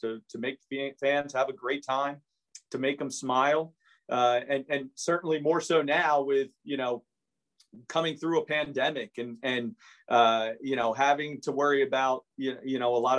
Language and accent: English; Hamilton, New Jersey, United States; growing up in Hamilton, going through Nottingham Little League